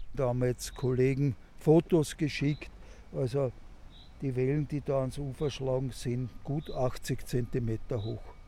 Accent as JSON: {"language": "German", "town": "Fischamend", "region": "Lower Austria", "country": "Austria", "tie": "born or raised there", "said": "in meiner Heimat Fischerment"}